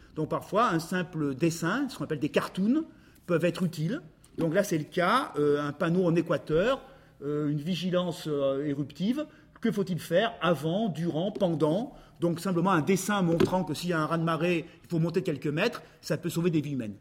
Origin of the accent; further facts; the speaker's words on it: Grenoble, Auvergne-Rhône-Alpes, France; je suis grenoblois et j'ai connu les Jeux Olympiques en 68